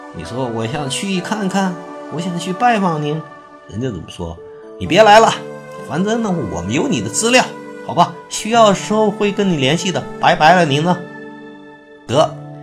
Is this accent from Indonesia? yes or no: no; China; 我们中国人